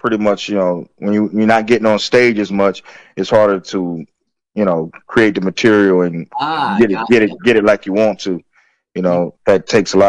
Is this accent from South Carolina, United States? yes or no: yes; Florence, South Carolina, United States; near where I grew up in Florence, South Carolina.